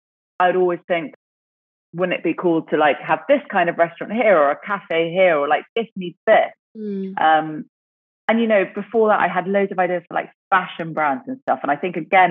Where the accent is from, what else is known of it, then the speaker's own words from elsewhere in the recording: English countryside, England, United Kingdom; growing up in the UK, growing up in the English countryside